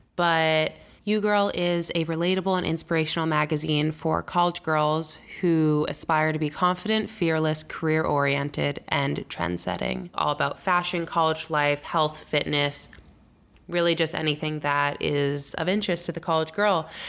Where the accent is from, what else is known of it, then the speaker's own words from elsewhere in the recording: Long Island, New York, United States; also born or lived in Syracuse, United States; now in New York City, United States; I grew up on Long Island